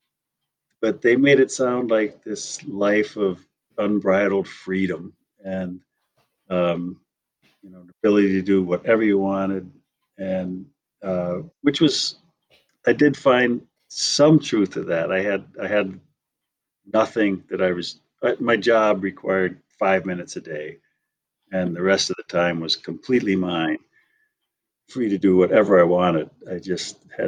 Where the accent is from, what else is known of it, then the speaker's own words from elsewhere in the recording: Wisconsin, United States; moved away; also born or lived in Missoula, Montana; I grew up in Wisconsin.